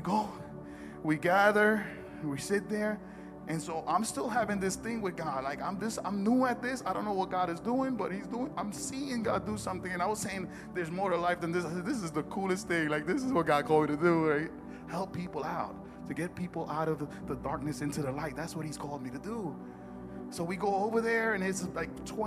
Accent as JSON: {"language": "English", "town": "Newark", "region": "New Jersey", "country": "United States", "said": "I'm from Newark"}